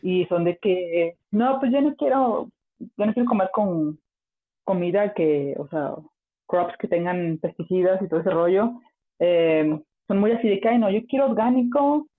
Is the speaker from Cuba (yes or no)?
no; Mexico; moved away; soy súper orgullosa de México